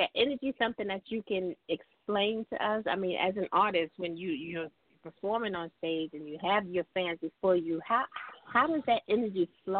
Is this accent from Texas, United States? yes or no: no; Gaston, Alabama, United States; now in New York, United States; I'm from Alabama. I'm from Gaston, Alabama.